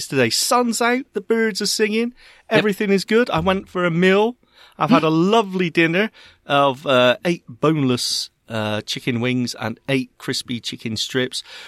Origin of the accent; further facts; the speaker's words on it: Bristol, South West England, United Kingdom; accent: Bristolian; me with my Bristolian accent